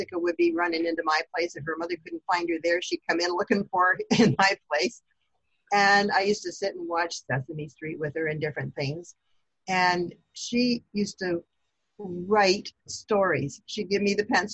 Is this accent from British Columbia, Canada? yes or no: no; Brantford, Ontario, Canada; moved away as an adult; now in London, Canada; And I was brought up in Brantford, born and brought up there. I did all my schooling in Brantford.